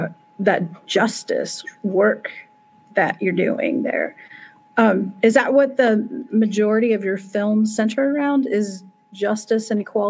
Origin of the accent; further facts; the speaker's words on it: Indiana, United States; I'm from the Midwest, mm-hmm. you know, I'm from Indiana, a red state, a very, you know, red state.